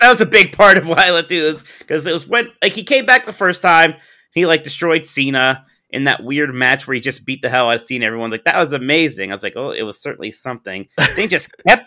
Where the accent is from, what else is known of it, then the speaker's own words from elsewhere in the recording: Youngstown, Ohio, United States; I'm from Youngstown, Ohio